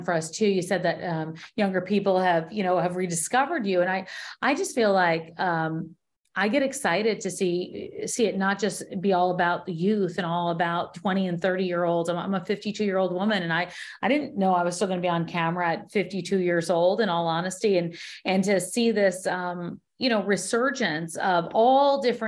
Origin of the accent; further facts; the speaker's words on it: Houston, Texas, United States; also born or lived in Missouri City, Texas; I'm from Houston too.